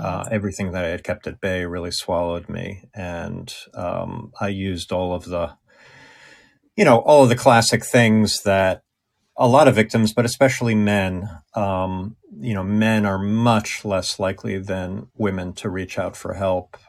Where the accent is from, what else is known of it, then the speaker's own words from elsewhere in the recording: Long Island, New York, United States; I was from Long Island.